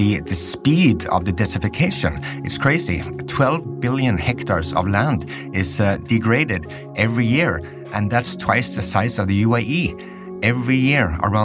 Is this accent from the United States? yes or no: no; Norway; I'm from Norway